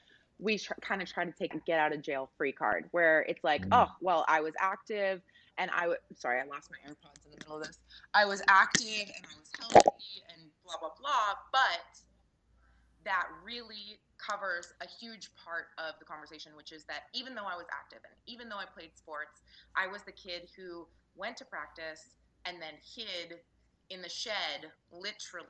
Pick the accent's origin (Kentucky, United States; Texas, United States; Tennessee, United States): Tennessee, United States; also born or lived in Canada; I was a Canadian kid growing up in the South. I was a brown kid growing up in blonde, blue-eyed Tennessee